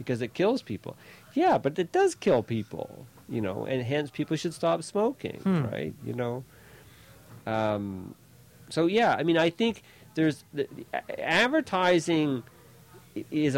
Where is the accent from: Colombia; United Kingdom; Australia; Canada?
Canada; Fredericton, New Brunswick; I grew up mostly in Fredericton, in New Brunswick